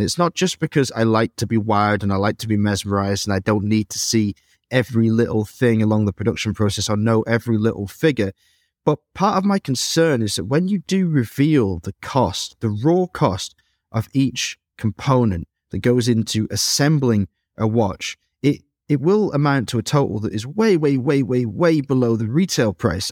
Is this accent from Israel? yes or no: no; Dresden, Saxony, Germany; my hometown of Dresden